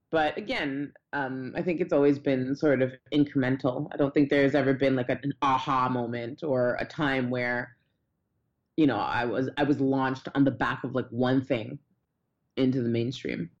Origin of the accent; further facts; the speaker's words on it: Toronto, Ontario, Canada; I grew up in Toronto.